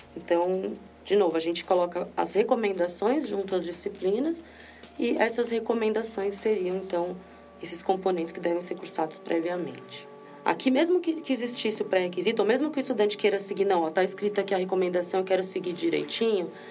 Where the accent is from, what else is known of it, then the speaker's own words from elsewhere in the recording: Brazil; sou brasileira